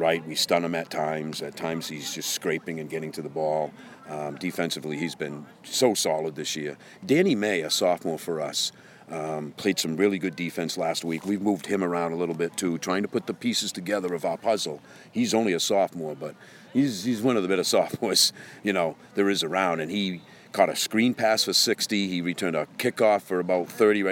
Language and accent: English; Winslow, Maine, United States; I come from Winslow